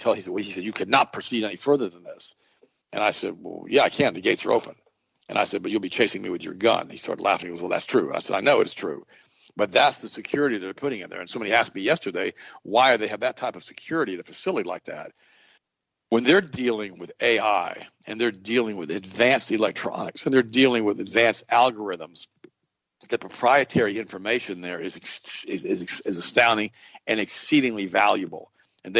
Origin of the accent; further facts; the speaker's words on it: Auburndale, Florida, United States; this is in my hometown